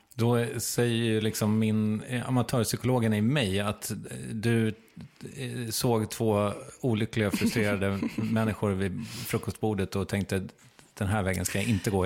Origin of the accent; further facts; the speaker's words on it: Strängnäs, Södermanland, Sweden; från Strängnäs